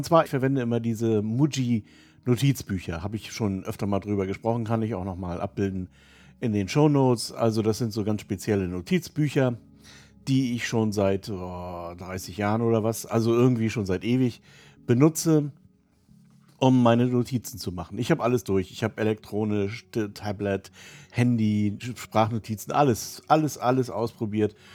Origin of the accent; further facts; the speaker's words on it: Rostock, Mecklenburg-Vorpommern, Germany; also born or lived in Bavaria; also zum Beispiel in Rostock, wo ich herkomme, ist eine völlig andere als die in, in Passau oder so.